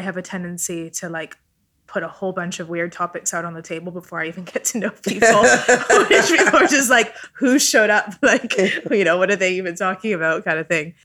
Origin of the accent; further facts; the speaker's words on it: Vancouver, British Columbia, Canada; first language Italian; English is a second language; I grew up in Vancouver, Canada